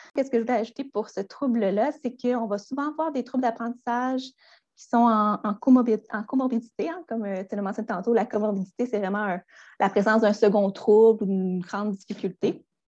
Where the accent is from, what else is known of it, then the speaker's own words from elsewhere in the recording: Gaspé, Quebec, Canada; also born or lived in Rimouski; je suis originaire de Gaspé